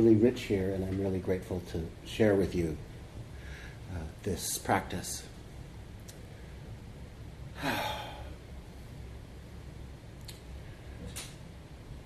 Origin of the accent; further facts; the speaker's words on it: Corpus Christi, Texas, United States; moved away; also born or lived in California / Seattle; I grew up in Corpus